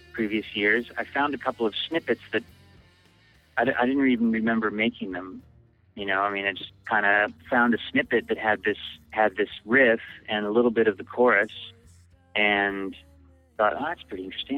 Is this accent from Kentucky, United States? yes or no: no; Bellingham, Washington, United States; born or raised there; also born or lived in Seattle, Washington